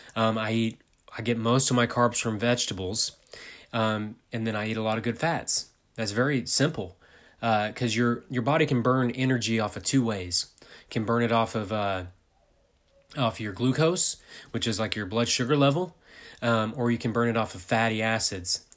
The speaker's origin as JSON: {"language": "English", "country": "United States", "said": "I'm from America."}